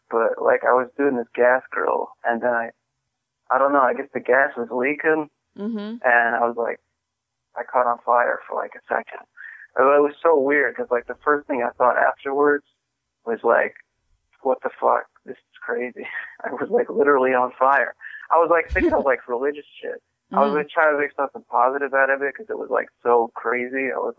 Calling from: Michigan, United States; also born or lived in Daly City; I live in Michigan now, but I used to live in Daly City.

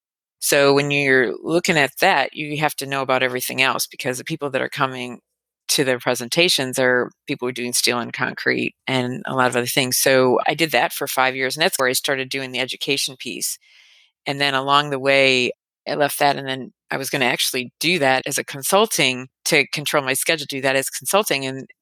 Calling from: Chicago, Illinois, United States; I'm calling in from the Chicago area.

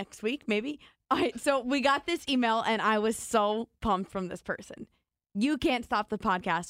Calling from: Des Moines, Iowa, United States; Hey, CM&A. I'm a listener from Des Moines, Iowa.

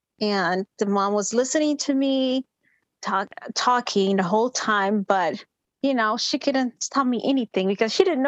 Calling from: Minnesota, United States; I'm calling from Minnesota.

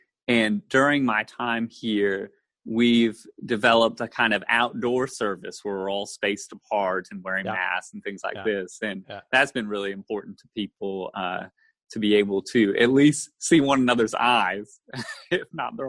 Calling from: Goldsboro, North Carolina, United States; I am calling in from Goldsboro, North Carolina. It's in eastern North Carolina. It's about an hour west of the coast, the eastern coast of the United States. And it's about 45 minutes east of Raleigh

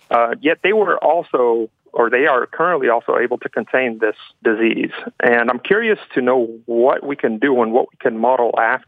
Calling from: Stanford, California, United States; I'm calling from Stanford University.

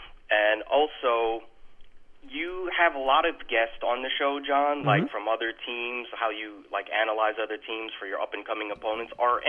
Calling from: Texas, United States; It's … in Texas.

